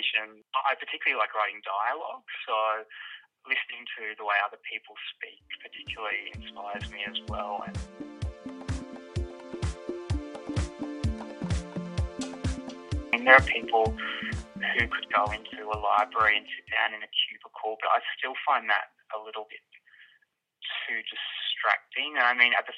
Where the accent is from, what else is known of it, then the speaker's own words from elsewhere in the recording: Brisbane, Queensland, Australia; I'm from Brisbane